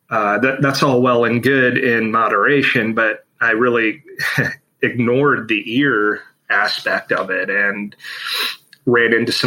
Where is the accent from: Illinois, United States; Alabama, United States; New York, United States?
Illinois, United States; Chicago; I am from Chicago, Illinois.